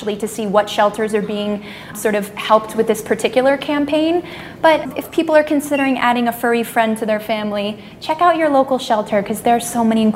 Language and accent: English; Orlando, Florida, United States; I grew up in Orlando, so I grew up in, you know, theme park central